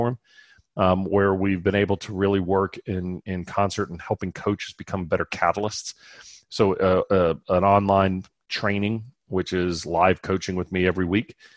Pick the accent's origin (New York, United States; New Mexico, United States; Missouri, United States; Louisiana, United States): Louisiana, United States; South; moved away; I'm from South Louisiana originally, and there's a Cajun restaurant right around the corner from me here that is from my hometown